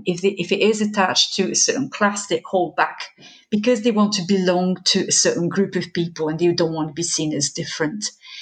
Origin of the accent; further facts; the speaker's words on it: southern France, France; accent: Southern French; English is a second language; When I speak to part of my family, I've lost my Southern French accent. I speak to part of my family, it comes back with a vengeance.